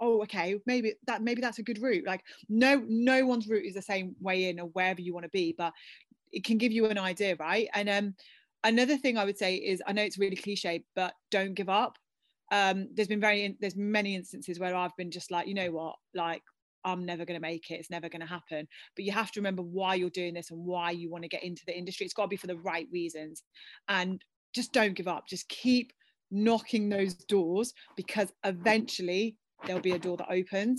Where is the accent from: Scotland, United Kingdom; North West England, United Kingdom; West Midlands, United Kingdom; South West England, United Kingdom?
West Midlands, United Kingdom; Birmingham; my Brum people